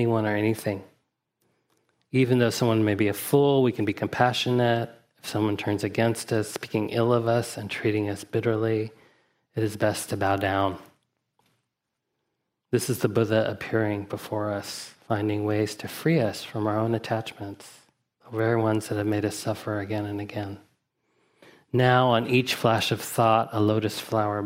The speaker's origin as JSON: {"language": "English", "town": "Huntsville", "region": "Alabama", "country": "United States", "tie": "born or raised there", "said": "my father was part of a Zen community where I grew up in Huntsville, Alabama"}